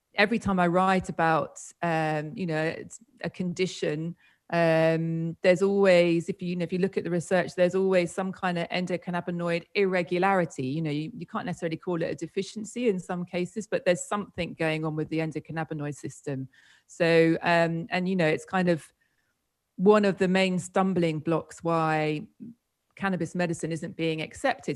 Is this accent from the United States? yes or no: no; United Kingdom; moved away as an adult; also born or lived in Spain; I'm from the UK, as you might have gathered from my strange accent.